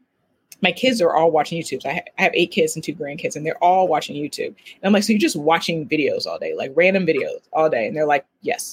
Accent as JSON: {"language": "English", "town": "Oberlin", "region": "Ohio", "country": "United States", "tie": "born or raised there", "said": "I'm originally from Oberlin, Ohio"}